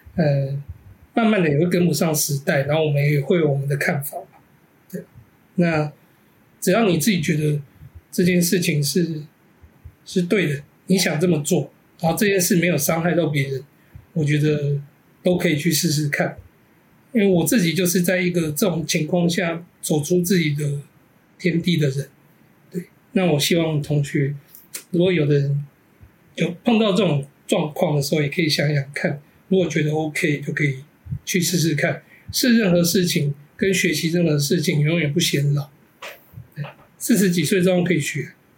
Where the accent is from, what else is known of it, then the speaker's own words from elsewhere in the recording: Taiwan; 我现在我现在没有住在老家。我老家还在那个中正纪念堂旁边。